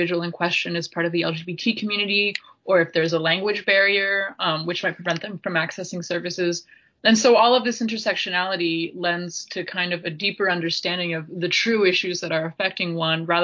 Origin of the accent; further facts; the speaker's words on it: Appalachia, United States; grew up in Appalachia also as a Latinx individual.